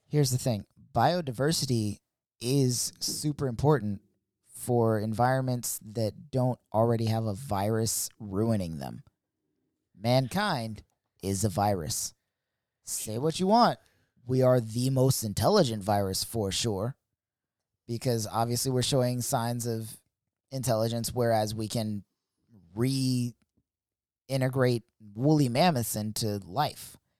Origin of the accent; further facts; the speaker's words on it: United States; I grew up in America